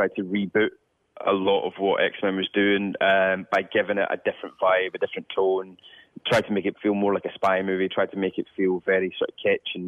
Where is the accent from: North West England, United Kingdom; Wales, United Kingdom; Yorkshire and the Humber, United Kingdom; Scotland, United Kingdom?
Scotland, United Kingdom; as a young Scottish person